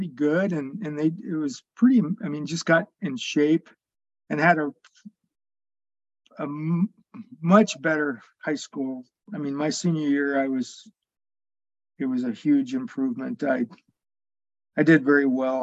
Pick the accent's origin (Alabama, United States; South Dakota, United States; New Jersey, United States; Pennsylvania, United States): South Dakota, United States; Spearfish; now in Rapid City, United States; I grew up in Spearfish